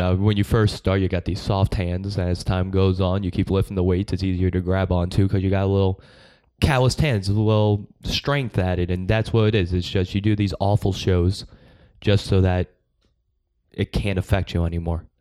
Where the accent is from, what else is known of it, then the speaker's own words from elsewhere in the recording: Long Island, New York, United States; I'm from Long Island.